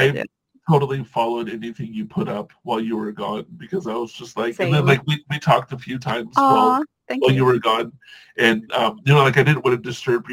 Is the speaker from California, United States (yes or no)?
yes; Southern California, United States; also born or lived in Hawaii / Washington; I grew up in Southern California